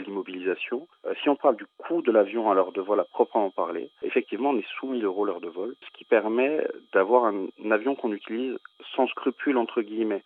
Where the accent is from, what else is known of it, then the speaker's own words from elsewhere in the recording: Corsica, France; je suis corse d'origine